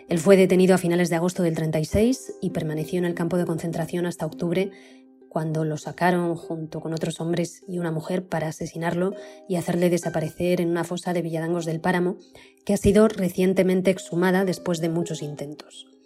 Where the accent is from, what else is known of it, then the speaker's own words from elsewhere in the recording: León, Castile and León, Spain; yo crecí en León